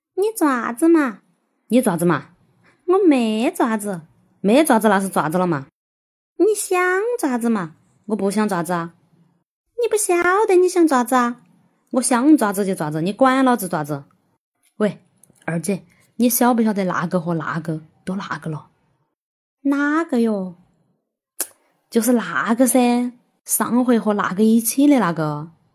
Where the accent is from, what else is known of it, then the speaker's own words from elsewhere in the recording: Sichuan, China; accent: Sichuanese; 我们四川话